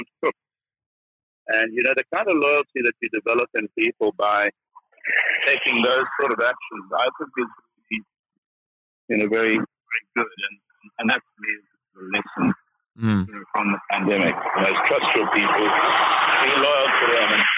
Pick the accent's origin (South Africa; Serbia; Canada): South Africa; moved away as an adult; now in United Kingdom; I'm a South African